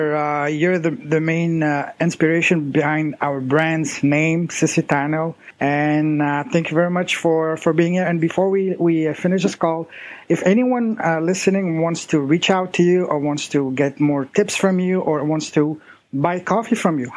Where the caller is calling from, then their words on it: China; I'm calling you from China. It's 11 p.m. here in China